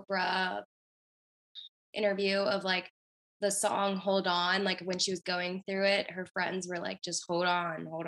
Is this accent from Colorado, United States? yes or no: no; Baltimore, Maryland, United States; also born or lived in Carlisle, Pennsylvania; I'm born and raised in Maryland, mainly Baltimore